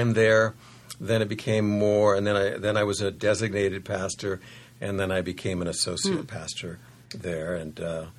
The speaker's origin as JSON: {"language": "English", "town": "Concord", "region": "California", "country": "United States", "tie": "born or raised there", "moved": "as an adult", "lives_now": "San Diego, United States", "said": "I grew up in Northern California in East Bay, and Concord is where I grew up"}